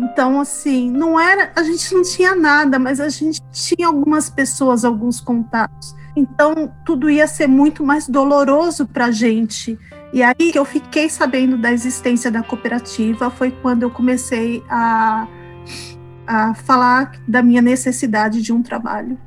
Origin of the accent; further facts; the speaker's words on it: São Paulo, Brazil; moved away as an adult; also born or lived in Florida, United States; now in Boston, United States; Eu sou de São Paulo